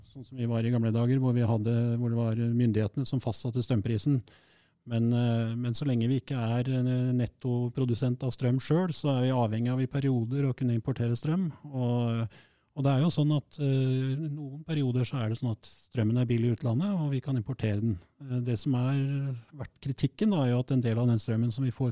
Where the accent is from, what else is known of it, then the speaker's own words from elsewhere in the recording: Trøndelag, Norway; jeg kommer jo selv fra Fosen og ser jo hvordan utbyggingen der ødelegger naturen.